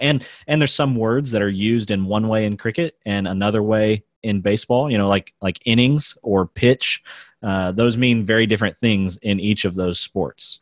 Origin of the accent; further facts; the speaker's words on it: United States; I'm a white guy in America